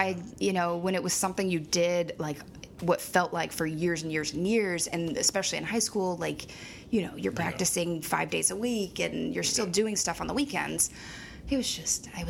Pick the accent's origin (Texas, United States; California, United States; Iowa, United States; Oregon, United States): Oregon, United States; Jefferson; also born or lived in Salem, Oregon; So I grew up in Salem, moved to Jefferson.